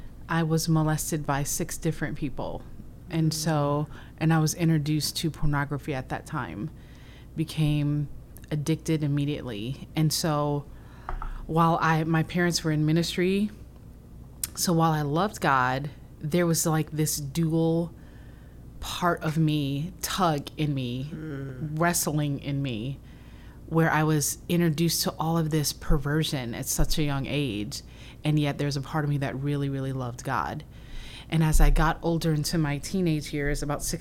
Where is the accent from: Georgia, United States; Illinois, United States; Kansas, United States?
Illinois, United States; Waukegan; We grew up in the Waukegan area